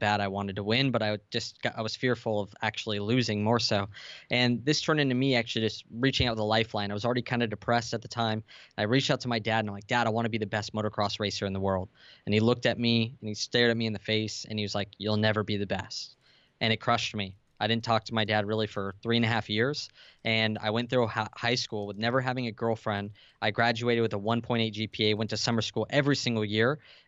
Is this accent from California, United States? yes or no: yes; San Diego, California, United States; San Diego.